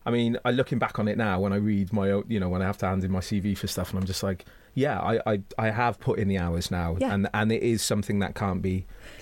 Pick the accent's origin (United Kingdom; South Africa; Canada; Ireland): United Kingdom; Cardiff, Wales; I went back to Cardiff and, like, my hometown is not an easy place. Like, I love it dearly. It's made me who I am. I love Wales.